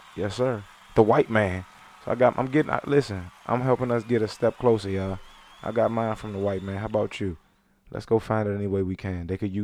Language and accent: English; Charlotte, North Carolina, United States; I forget. I'm from Charlotte. You know what it is.